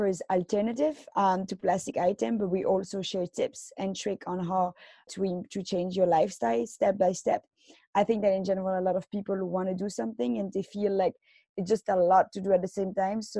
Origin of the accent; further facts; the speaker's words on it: Belgium; now in Tokyo, Japan; I come from Belgium and right now I'm living in Tokyo.